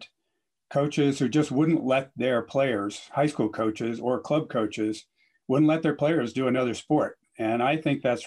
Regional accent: Connecticut, United States; moved away as an adult; also born or lived in Washington State / Hawaii; I grew up in Connecticut

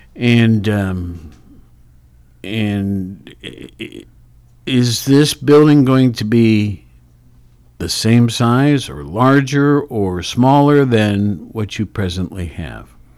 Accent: Worthington, Ohio, United States; I'm from Worthington

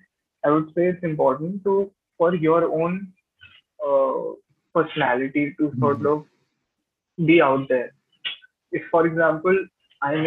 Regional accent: Gurgaon, Haryana, India; I'm from Gurgaon

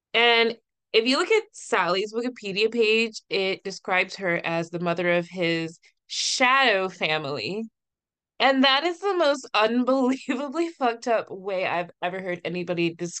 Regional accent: Virginia, United States; I'm from Virginia, where Thomas Jefferson is also from

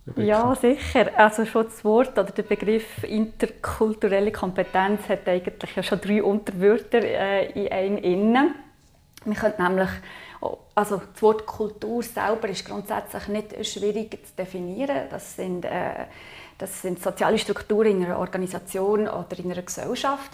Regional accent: Aargau, Switzerland; ich bin im Aargau aufgewachsen

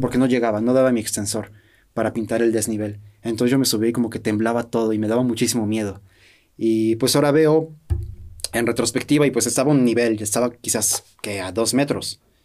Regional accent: Mexico; siendo también mexicanos

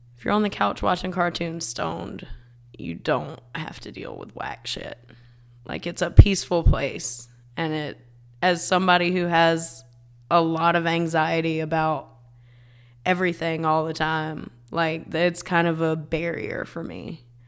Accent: South Carolina, United States; born or raised there

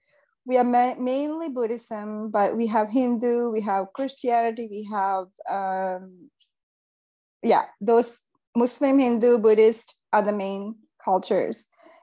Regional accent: Seychelles; now in Los Angeles, United States; Because growing up in Seychelles was fantastic.

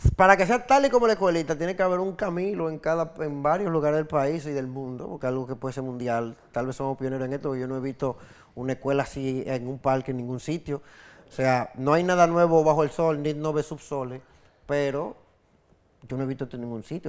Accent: Santo Domingo, Distrito Nacional, Dominican Republic; mi carrera como músico callejero empezó mi adolescencia, yo andaba por en Sánchez La Fe y por Cristo Rey, Villa Juana, el Kennedy, los alrededores de mi casa, yo vivía en Sánchez La Fe

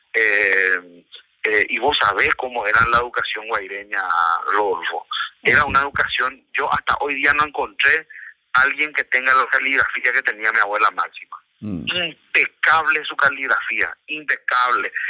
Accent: Paraguay; primero no soy japonés, soy paraguayo, soy de origen japonés parte de padre

